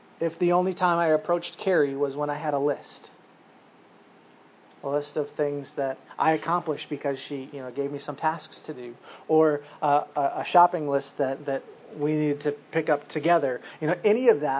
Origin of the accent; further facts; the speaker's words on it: United States; as Americans